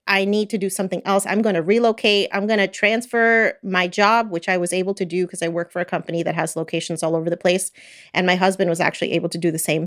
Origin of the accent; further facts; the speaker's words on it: New Jersey, United States; moved away as an adult; now in Florida, United States; I was born and raised in New Jersey